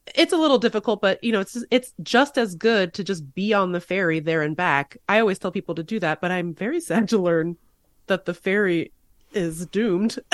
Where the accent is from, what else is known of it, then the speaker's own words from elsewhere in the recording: Seattle, Washington, United States; moved away as an adult; now in Washington, D.C., United States; I moved from Seattle in two thousand ten, so it's been, you know, thirteen years for me, but I grew up there, obviously. And I think, uh, but I, and I live in D C now